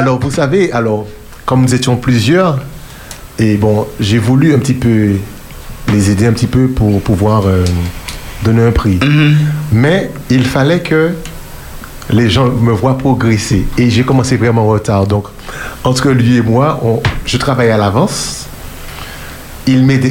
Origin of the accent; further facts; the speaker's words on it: Martinique; chez nous, à la Martinique